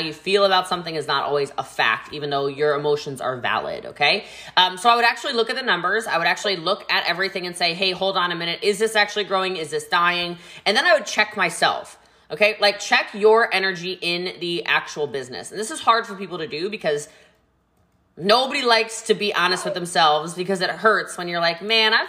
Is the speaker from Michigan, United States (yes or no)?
no; Maryland, United States; I'm from Maryland, right?